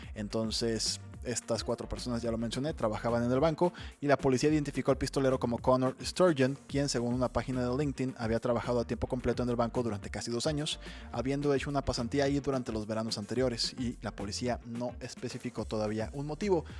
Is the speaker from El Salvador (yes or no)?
no; Mexico; a nosotros como mexicanos